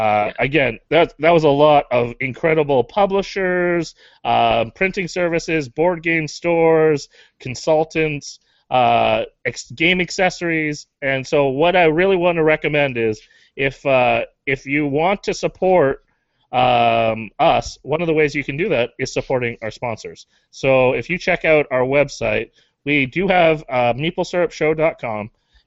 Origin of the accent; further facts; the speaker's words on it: Canada; You just proved we're Canadian.